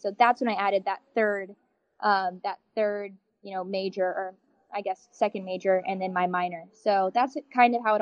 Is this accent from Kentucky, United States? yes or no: yes; Elizabethtown, Kentucky, United States; I'm from Elizabethtown originally